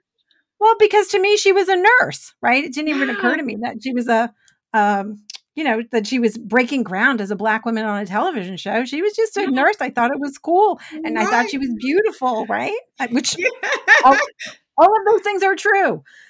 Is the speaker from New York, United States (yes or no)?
yes; New York City, New York, United States; I grew up in Brooklyn